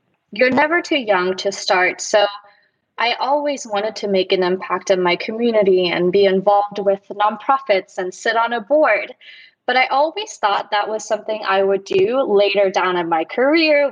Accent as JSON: {"language": "English", "country": "Germany", "tie": "born or raised there", "also_born_or_lived": "Dallas, Texas, United States", "moved": "yes", "lives_now": "Los Angeles, United States", "said": "Before moving to LA, I was living in Dallas, Texas. And before living in Dallas, I was actually born and raised in Germany"}